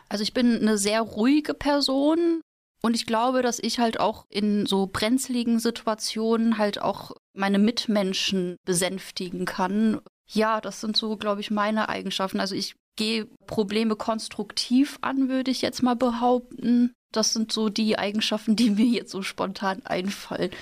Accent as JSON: {"language": "German", "town": "Münster", "region": "North Rhine-Westphalia", "country": "Germany", "tie": "born or raised there", "moved": "as an adult", "lives_now": "Mainz, Germany", "said": "Also es ist zwar eine Studentenstadt, aber wenn man da aufgewachsen ist, dann möchte man halt auch mal raus"}